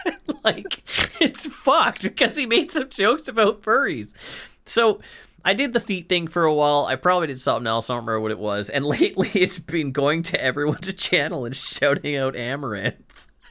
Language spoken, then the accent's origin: English; Canada; Because I'm fucking Canadian, Jesse.